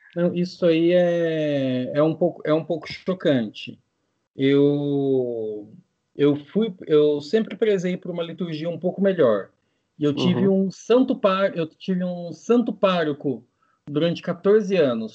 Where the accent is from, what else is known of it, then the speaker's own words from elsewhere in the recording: São José dos Campos, São Paulo, Brazil; eu sou de São José dos Campos, pertinho da capital de São Paulo, terra do avião